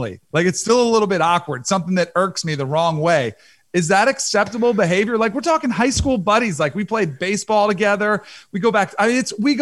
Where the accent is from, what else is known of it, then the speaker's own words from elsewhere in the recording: Fort Lauderdale, Florida, United States; I grew up in Fort Lauderdale, South Florida